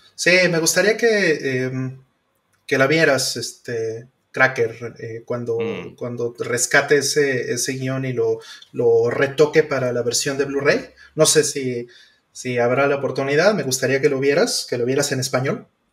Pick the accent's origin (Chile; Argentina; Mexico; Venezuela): Mexico